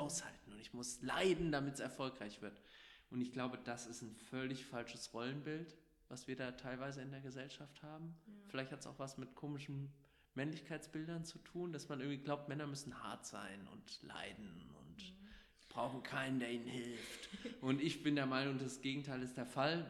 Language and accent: German; Wächtersbach, Hesse, Germany; also born or lived in Gelnhausen; Ich hatte vorher einmal als Bürgermeister in meiner Heimatstadt Wächtersbach kandidiert